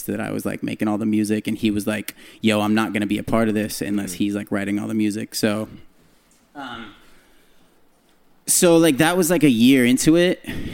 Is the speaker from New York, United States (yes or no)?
no; San Jose, California, United States; I'm from the Bay. I'm from San Jose